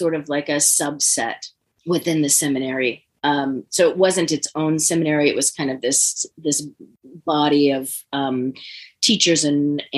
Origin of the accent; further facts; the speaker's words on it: San Francisco Bay Area, California, United States; I grew up in the San Francisco Bay Area